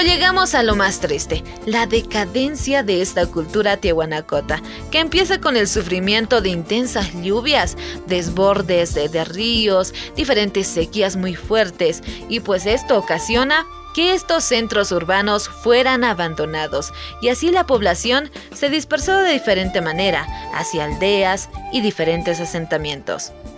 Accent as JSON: {"language": "Spanish", "country": "Bolivia", "said": "para nosotros los bolivianos"}